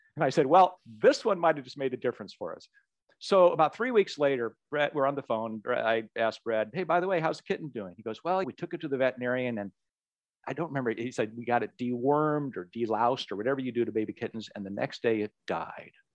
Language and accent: English; Anchorage, Alaska, United States; as a young kid growing up in Anchorage, Alaska